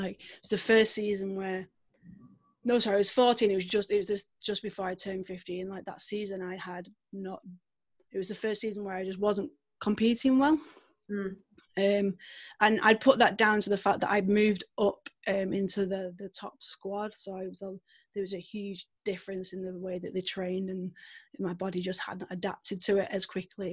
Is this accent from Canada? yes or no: no; Manchester, North West England, United Kingdom; maybe you can tell from my accent a little bit, I'm from the UK. I'm from a little place called Manchester. So that's home for me